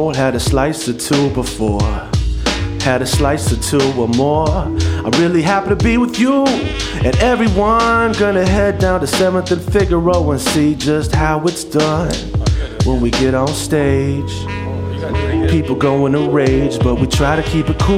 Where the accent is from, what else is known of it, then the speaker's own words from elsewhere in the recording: New Jersey, United States; moved away as an adult; also born or lived in New York / Kansas City, Kansas / Lawrence, Kansas; now in New Mexico, United States; I was born in New York, okay. And I grew up in New Jersey